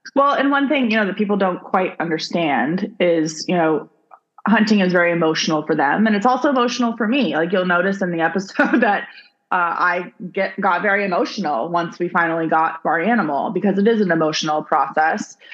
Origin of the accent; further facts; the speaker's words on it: Arizona, United States; I grew up in Arizona.